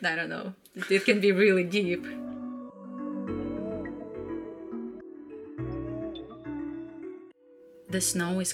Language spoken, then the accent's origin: English; Nefteyugansk, Khanty-Mansi Autonomous Okrug, Russia; moved away; I grew up in Siberia, in a very small town. It's kind of like if you look at Russia and just like poke right in, like in the middle, that's where my town was. It's called Neftyugansk.